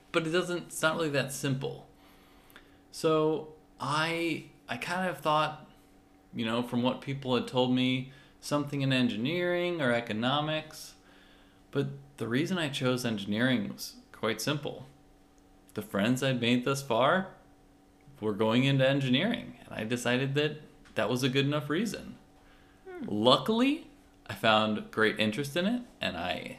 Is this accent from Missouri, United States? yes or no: yes; St. Louis, Missouri, United States; moved away as an adult; also born or lived in Houston, Texas; now in San Diego, United States; I grew up in St. Louis, Missouri